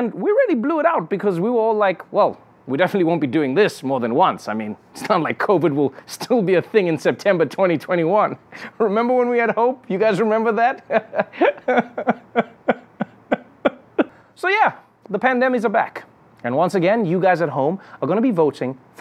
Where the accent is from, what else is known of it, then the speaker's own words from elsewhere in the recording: South Africa; as a South African